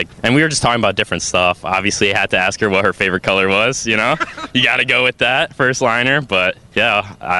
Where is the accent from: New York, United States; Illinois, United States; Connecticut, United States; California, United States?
Illinois, United States; Chicago; I'm from Chicago.